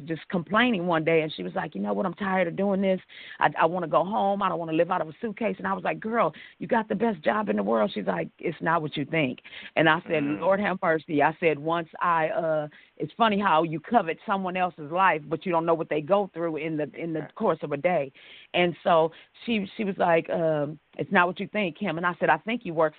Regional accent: Los Angeles, California, United States; Los Angeles, California, born and raised.

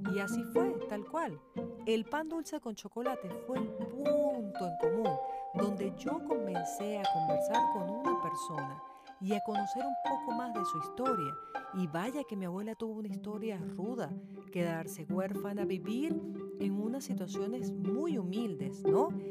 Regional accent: Venezuela; en Venezuela, en mi país

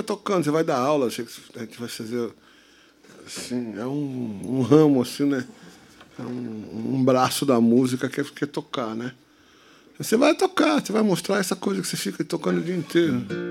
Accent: Santos, São Paulo, Brazil; Nasci em Santos, nasci em Santos

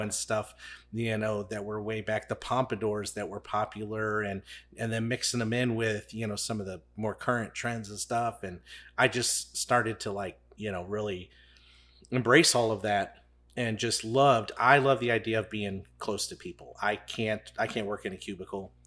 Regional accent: St. Charles County, Missouri, United States; I'm from Saint Charles County.

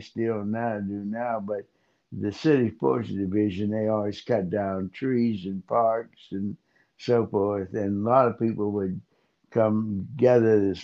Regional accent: New Castle, Pennsylvania, United States; also born or lived in Pittsburgh, Pennsylvania; I grew up in Newcastle, Pennsylvania

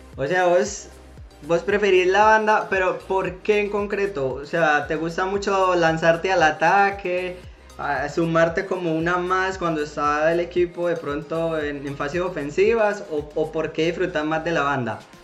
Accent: Colombia; now in Spain; uno como colombiano cuando vive en el exterior

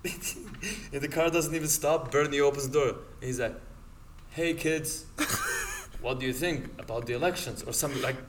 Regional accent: Montenegro; now in United States; I'm from Montenegro.

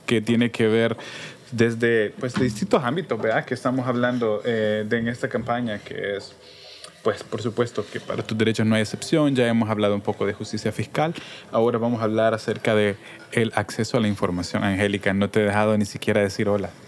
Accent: El Salvador; como cualquier salvadoreño, salvadoreña, habitante

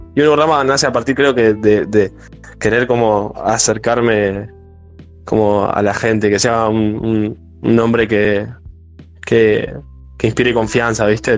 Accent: Martínez, Buenos Aires Province, Argentina; nosotros somos de capital, de, perdón, de zona norte, de, de Bulognes, Muere, yo soy de Martínez

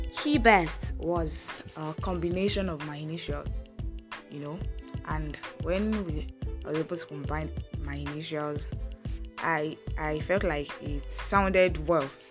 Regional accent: Ogbomoso, Oyo, Nigeria; also born or lived in Agbado, Ijaiye (schooling); I hail from Oyo State, Ogbomoso local government

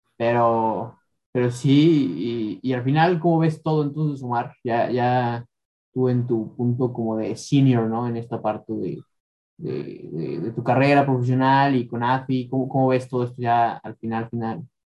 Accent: León, Guanajuato, Mexico; yo soy de León

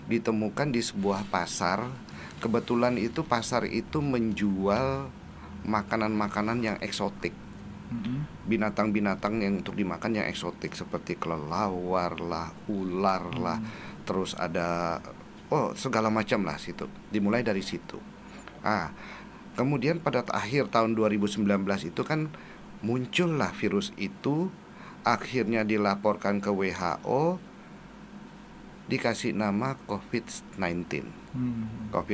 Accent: Makassar, South Sulawesi, Indonesia; born there; ini kelahiran Ujung Pandang.

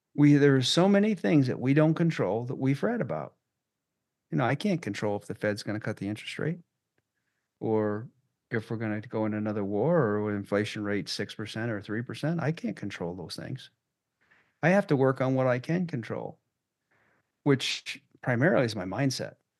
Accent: Maine, United States; moved away as an adult; also born or lived in Boston; now in Loveland, United States; where I grew up in Maine

